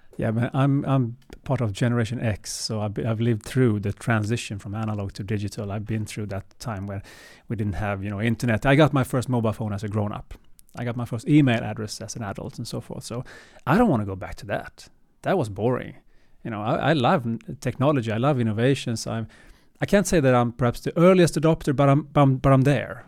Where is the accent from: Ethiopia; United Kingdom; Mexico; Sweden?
Sweden; also born or lived in Gothenburg / Stockholm; Born and raised in Sweden